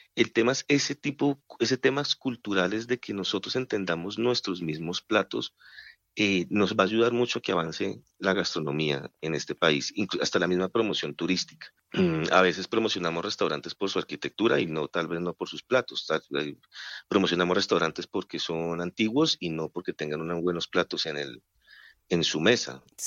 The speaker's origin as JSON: {"language": "Spanish", "country": "Colombia", "said": "nosotros también como colombianos somos regionalistas"}